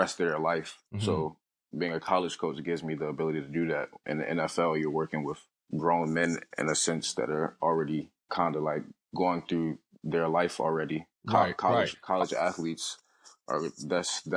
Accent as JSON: {"language": "English", "town": "Baltimore", "region": "Maryland", "country": "United States", "tie": "born or raised there", "said": "Born and raised in Baltimore, Maryland"}